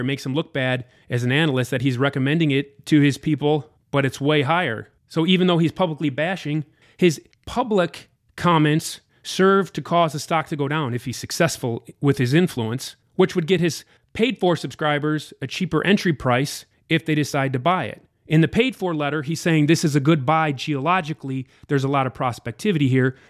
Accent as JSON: {"language": "English", "country": "United States", "said": "I was an out, total outsider, an American too. I'm not from Vancouver or Toronto or anything like"}